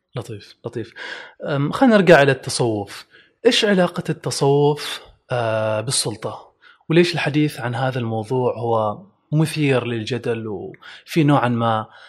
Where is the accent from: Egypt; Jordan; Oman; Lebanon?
Oman; احنا كعمانيين عندنا كذا معجمنا الخاص